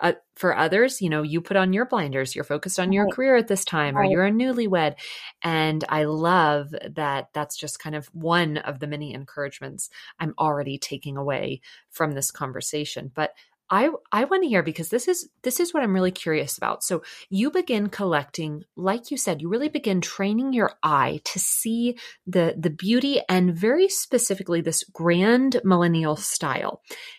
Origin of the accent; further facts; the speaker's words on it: Dallas, Texas, United States; I'm from Dallas originally.